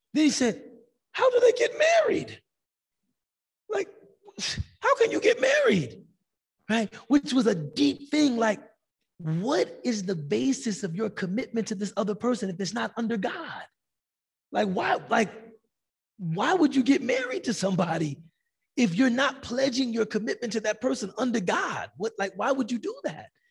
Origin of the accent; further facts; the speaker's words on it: United States; Ana min America. I'm from America